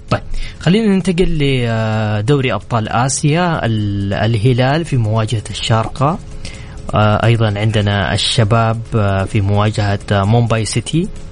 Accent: Mecca, Makkah Province, Saudi Arabia; انا اليوم واحد من ابناء مكه تربيت في مكه

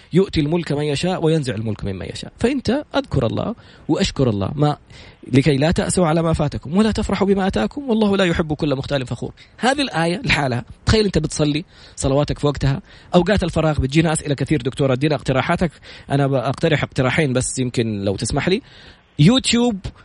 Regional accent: Saudi Arabia

